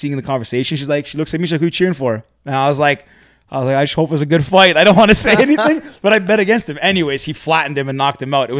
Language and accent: English; Alabama, United States; where are you guys from? Alabama. They're like, no way. We are two. Same town.